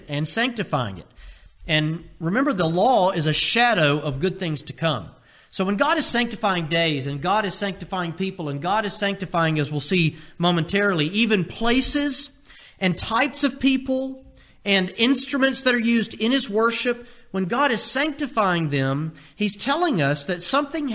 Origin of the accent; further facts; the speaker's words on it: United States; as American Christians